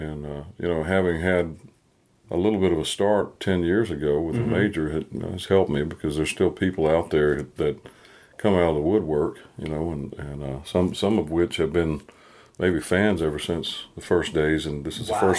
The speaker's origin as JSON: {"language": "English", "region": "North Carolina", "country": "United States", "tie": "born or raised there", "said": "I've got a thing in my hometown."}